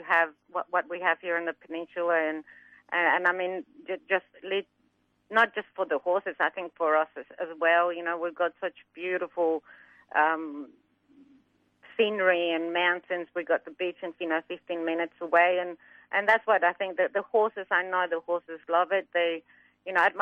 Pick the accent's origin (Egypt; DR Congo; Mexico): Mexico; now in Australia; I'm from Mexico originally, so I grew up in Mexico, and my dad had quarter horses